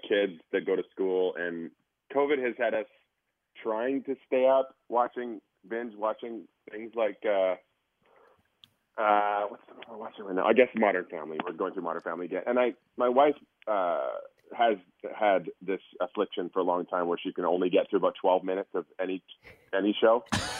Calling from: Abbotsford, British Columbia, Canada; I'm calling from another time zone, far, far away. That's much earlier than where you guys are at. A magical place called British Columbia, Abbotsford.

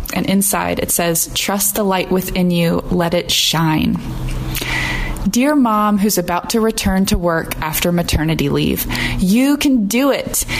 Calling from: Gilbert, Arizona, United States; I am calling in from Gilbert, Arizona

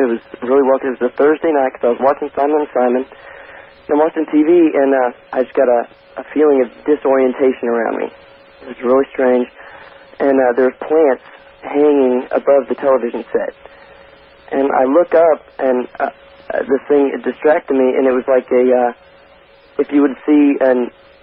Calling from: Overland Park, Kansas, United States; I'm calling from Overland Park, Kansas

